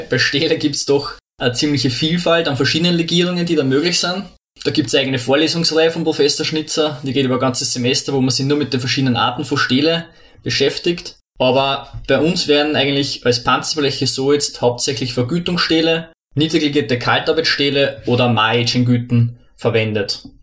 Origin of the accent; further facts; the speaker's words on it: Lower Austria, Austria; Ja, hallo … Ich komme ursprünglich aus Niederösterreich, habe an der Montanuni Werkstoffwissenschaften studiert